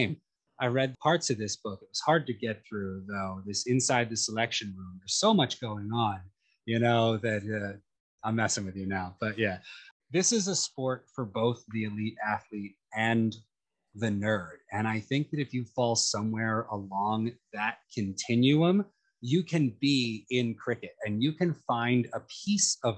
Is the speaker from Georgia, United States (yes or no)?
no; Philadelphia, Pennsylvania, United States; moved away; also born or lived in New York City; as a young, aggressive man in Philadelphia who loved a bit of hockey